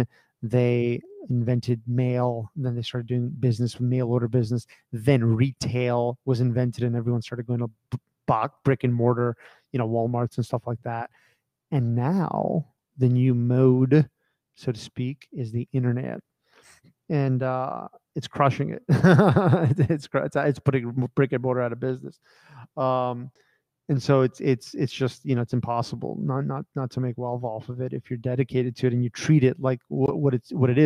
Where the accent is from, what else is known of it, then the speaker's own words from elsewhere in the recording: United States; I grew up in America